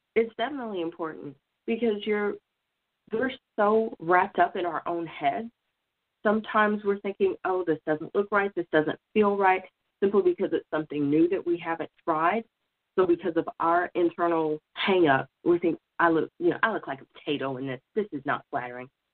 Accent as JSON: {"language": "English", "region": "Oklahoma", "country": "United States", "moved": "yes", "said": "I'm originally from Oklahoma"}